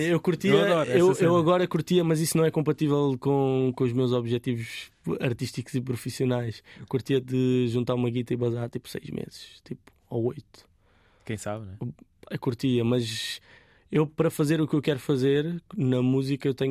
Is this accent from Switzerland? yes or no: no; Portugal; Eu sou tuga